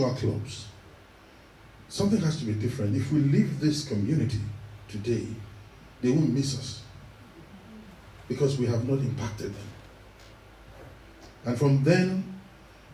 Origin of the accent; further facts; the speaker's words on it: Ibadan, Oyo, Nigeria; moved away; also born or lived in Ekiti State, Nigeria; I was born in that western region, that large city in West Africa called Ibadan.